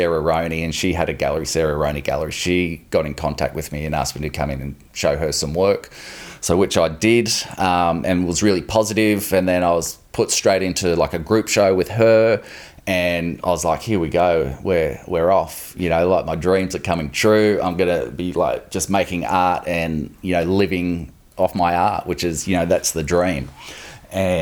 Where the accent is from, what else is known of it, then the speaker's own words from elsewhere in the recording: Wellington, New South Wales, Australia; the town I grew up in Wellington, New South Wales